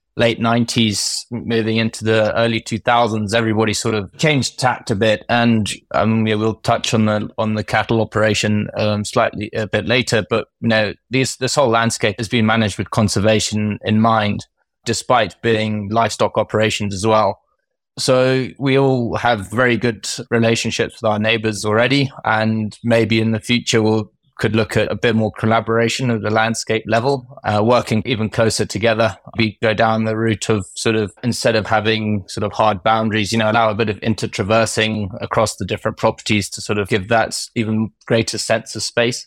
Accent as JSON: {"language": "English", "country": "Kenya", "tie": "born or raised there", "said": "I grew up in, I grew up in Kenya."}